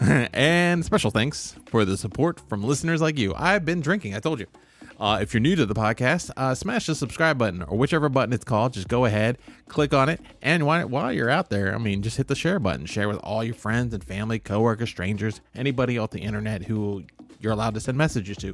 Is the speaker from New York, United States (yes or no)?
no; Southern Illinois, United States; I was born in Southern Illinois